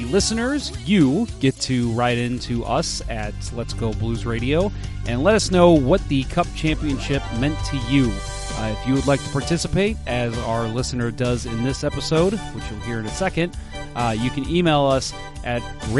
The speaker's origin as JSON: {"language": "English", "region": "Illinois", "country": "United States", "said": "I'm from Central Illinois"}